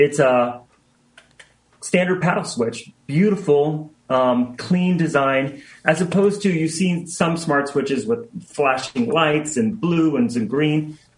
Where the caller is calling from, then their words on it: Seattle, Washington, United States; The beautiful Seattle, Washington.